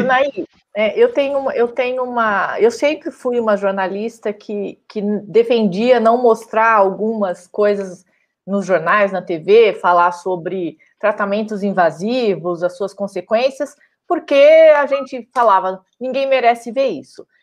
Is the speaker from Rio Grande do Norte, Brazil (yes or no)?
no; Araraquara, São Paulo, Brazil; moved away; na minha cidade natal, que era é Naquara